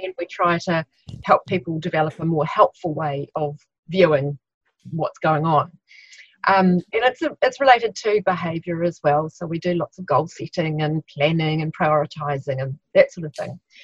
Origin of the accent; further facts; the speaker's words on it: Christchurch, Canterbury, New Zealand; I'm from Christchurch, New Zealand